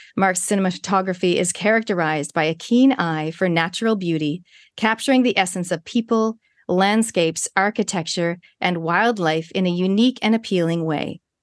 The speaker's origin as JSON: {"language": "English", "town": "Toronto", "region": "Ontario", "country": "Canada", "moved": "yes", "lives_now": "New Zealand", "said": "Canada, where I'm originally from. I'm from Toronto"}